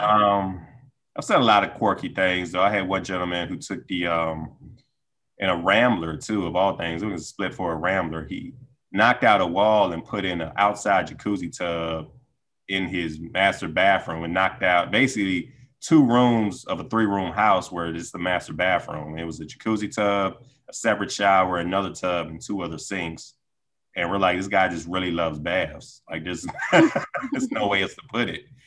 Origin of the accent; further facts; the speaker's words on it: Decatur, Georgia, United States; moved away as an adult; now in Washington, D.C. area, United States; I grew up in Decatur, Georgia, uh, high school and college.